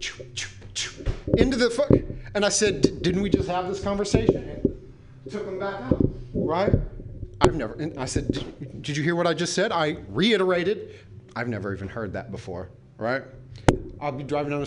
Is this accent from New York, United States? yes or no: no; San Francisco, California, United States; I grew up in and around the Castro